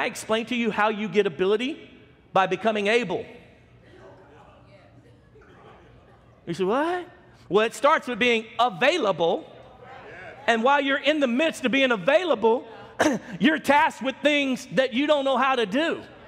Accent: Baton Rouge, Louisiana, United States; our city that I grew up in Baton Rouge, Louisiana

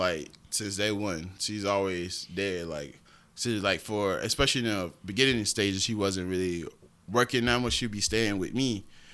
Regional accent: Augusta, Georgia, United States; also born or lived in Keysville; originally, I was born in Augusta, but we were staying in Keysville off rip until I was, like, 3. Then we moved to Augusta.

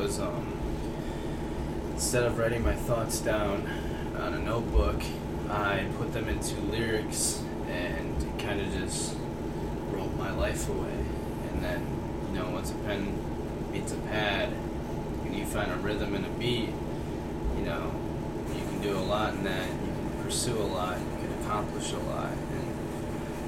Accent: Toledo, Ohio, United States; I'm 20 years old, born and raised in Toledo, Ohio.

